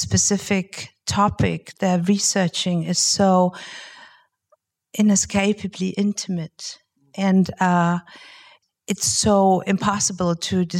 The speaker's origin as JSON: {"language": "English", "country": "Germany", "said": "I'm from Germany."}